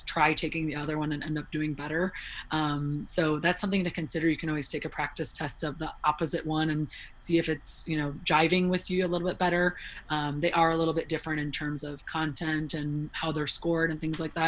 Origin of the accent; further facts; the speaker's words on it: Illinois, United States; I grew up in the Midwest, so, you know, in Illinois, everyone took the ACT basically